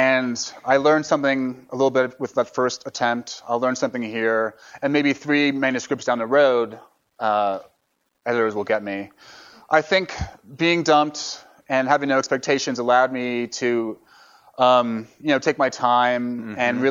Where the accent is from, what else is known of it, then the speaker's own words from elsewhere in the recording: New York, United States; also born or lived in San Francisco; I'm from New York